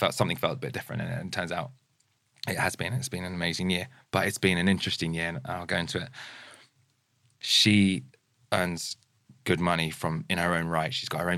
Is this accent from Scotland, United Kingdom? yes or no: no; near Farnham, Guildford, Surrey, South East England, United Kingdom; now in Brentford, United Kingdom; I was born and raised near Farnham, Guildford